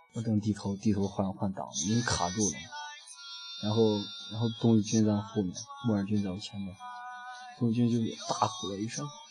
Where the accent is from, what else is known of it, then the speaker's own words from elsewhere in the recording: Pucheng, Shaanxi, China; 骑行回家，回蒲城。我的老家儿蒲城